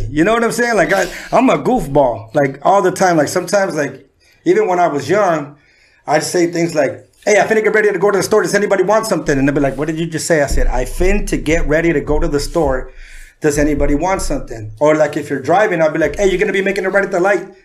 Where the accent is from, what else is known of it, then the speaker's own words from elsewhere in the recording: San Diego, California, United States; also born or lived in Mexico City, Mexico; I had two older brothers, and uh, we moved to Southeast San Diego to Sherman. Okay. And that's where I was raised.